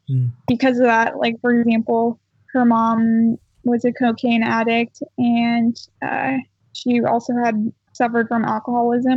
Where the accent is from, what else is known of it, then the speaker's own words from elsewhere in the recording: Oregon, United States; I was born and raised here in Oregon